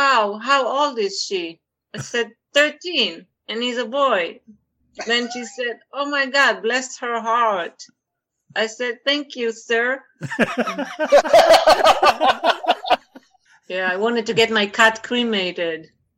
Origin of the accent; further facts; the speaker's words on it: Israel; English is a second language; moved away as an adult; also born or lived in France; now in United States; I'm from Israel. I'm actually mixed Israeli French